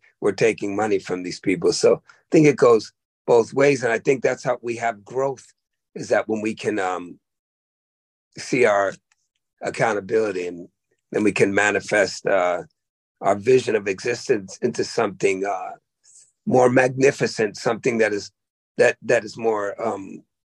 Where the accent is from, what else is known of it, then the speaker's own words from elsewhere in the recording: Oakland, California, United States; also born or lived in the Berkshires, Massachusetts; I went from there to the blackest place in the world, Oakland, California